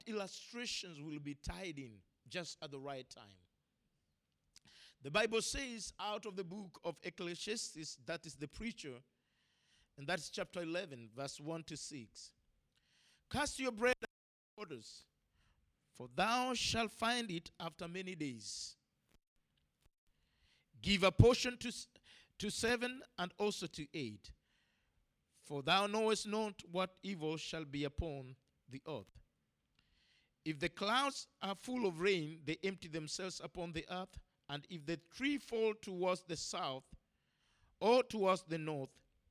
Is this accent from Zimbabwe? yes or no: no; Kenya; as an African, as a Kenyan, as a man who was born without